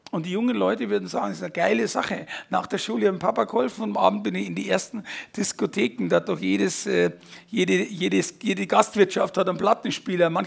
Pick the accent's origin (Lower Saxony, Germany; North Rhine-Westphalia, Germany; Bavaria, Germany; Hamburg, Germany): Bavaria, Germany; Fürstenfeldbruck; bin 55 äh, aufgewachsen, also geboren in Fürstenfeldbruck.